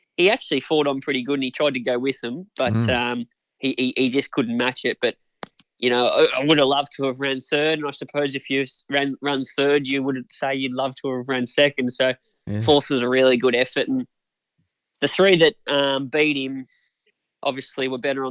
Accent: Swan Hill, Victoria, Australia; also born or lived in Bendigo; I've lived in Swan Hill most of my life

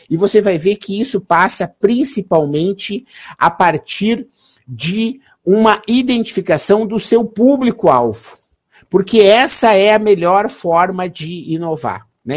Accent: Gaúcho, Rio Grande do Sul, Brazil; eu sou gaúcho

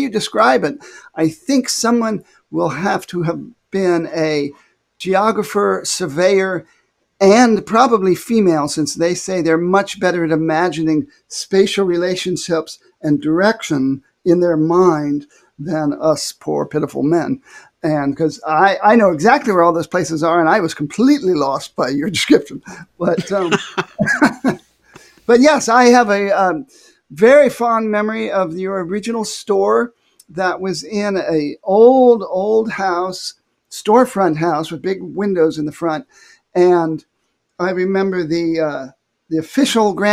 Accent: Findlay, Ohio, United States; I was actually born in a community called Findlay, Ohio, F-I-N-D-L-A-Y

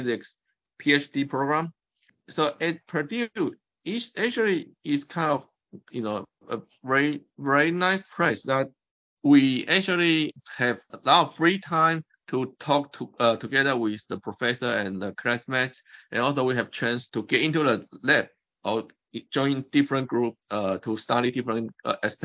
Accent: Taipei, Taiwan; moved away as an adult; also born or lived in United States; I was born in Taipei, Taiwan. And I actually finished all my education in Taiwan

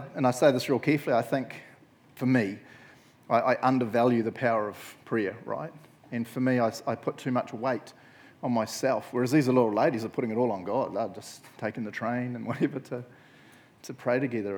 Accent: Matamata, Waikato, New Zealand; I grew up in Matamata

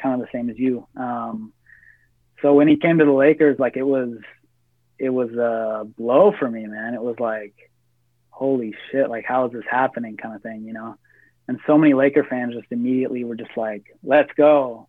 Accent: Washington State near Seattle, United States; born or raised there

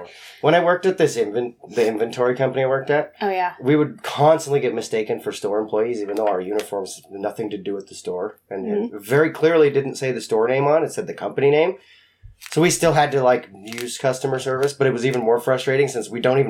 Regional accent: Spokane, Washington, United States; I came from Spokane.

